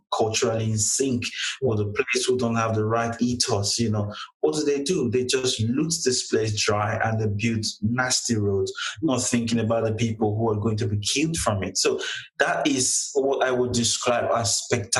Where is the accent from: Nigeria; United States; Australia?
Nigeria; Delta; moved away as an adult; I'm not really a Lagosian, you know, I'm born and raised in Delta State